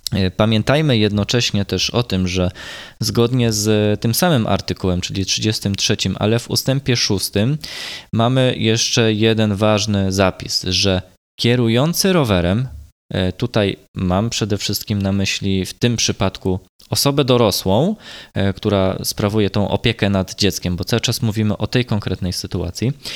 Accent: Gdańsk and Sopot, Pomeranian Voivodeship, Poland; u nas w Gdańsku i w Sopocie

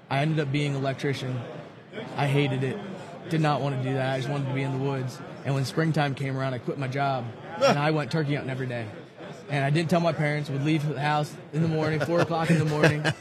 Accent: western Maryland, United States; also born or lived in Eastern Shore, Maryland; I'm from Maryland, originally from the western side of Maryland. Now I moved down to the eastern shore

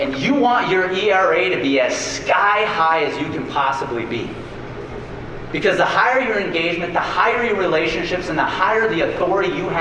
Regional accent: near Beloit and Milwaukee, southern Wisconsin, United States; go pitch for the Beloit Snappers in Beloit, Wisconsin, 50 miles from where I grew up. I was three promotions away from pitching for the Milwaukee Brewers, 30 miles from my hometown

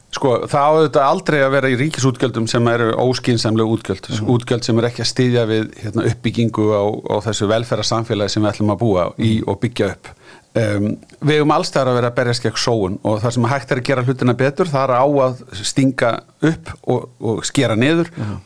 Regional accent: Iceland; við Íslendingar

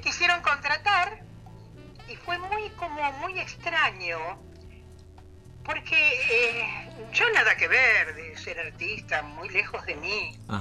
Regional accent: Rosario, Santa Fe, Argentina; somos rosarinas.

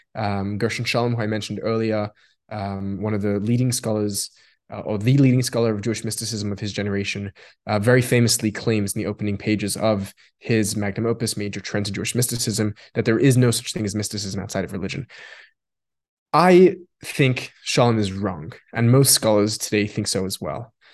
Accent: Australia; first language Yiddish; English is a second language; I grew up in Australia.

